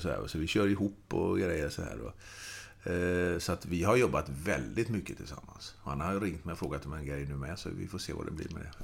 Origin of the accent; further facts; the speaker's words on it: Gothenburg, Västra Götaland, Sweden; jag är göteborgare